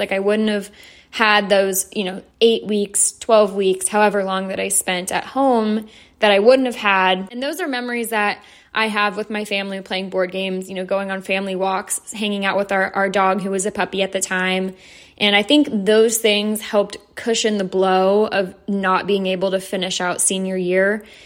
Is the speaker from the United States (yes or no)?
yes; Atlanta, Georgia, United States; I'm from Atlanta, so I live very close to Athens, Georgia